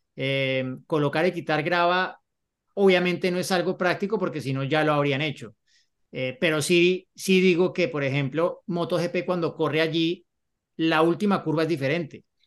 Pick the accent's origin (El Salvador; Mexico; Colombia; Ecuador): Colombia; cuando me volví para Colombia